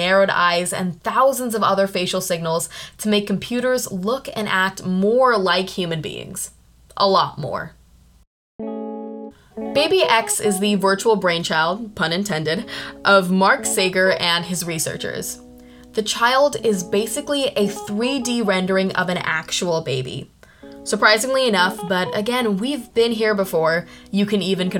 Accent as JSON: {"language": "English", "country": "India", "said": "I'm from India"}